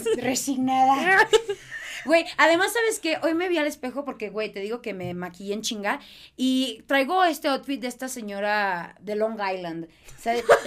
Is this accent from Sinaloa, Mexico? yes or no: no; Mexicali, Baja California, Mexico; accent: norteña; also born or lived in Boston; now in Mexico City, Mexico; soy de Mexicali